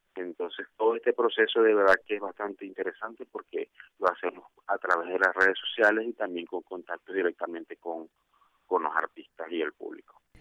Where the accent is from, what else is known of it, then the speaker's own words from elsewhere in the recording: Venezuela; now in Colombia; en su mayoría somos venezolanos, ya radicados acá en Colombia desde hace más de cinco años